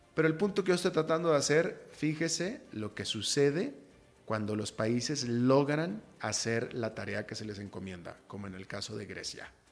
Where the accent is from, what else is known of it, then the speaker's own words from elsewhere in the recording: Monterrey, Nuevo León, Mexico; moved away as an adult; also born or lived in United States; now in Costa Rica; yo soy de Monterrey, México, que es una ciudad muy, muy, muy, muy emprendedora